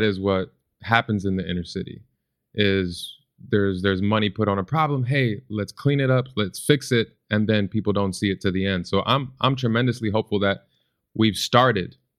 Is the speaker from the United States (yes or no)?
yes; Chicago, Illinois, United States; growing up in Chicago